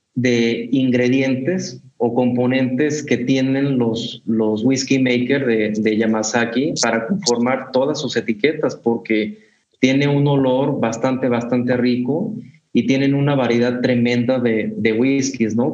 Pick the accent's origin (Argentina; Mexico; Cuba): Mexico; venimos de México